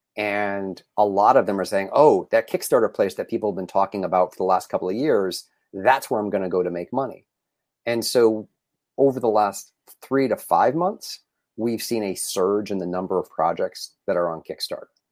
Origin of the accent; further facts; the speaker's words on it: New England, United States; now in Los Angeles, United States; I grew up in New England, So, I'm a New England sports fan.